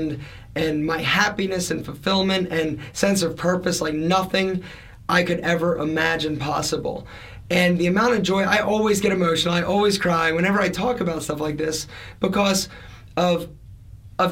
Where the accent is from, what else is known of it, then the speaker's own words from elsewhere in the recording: Philadelphia, Pennsylvania, United States; I'm an Italian from Philadelphia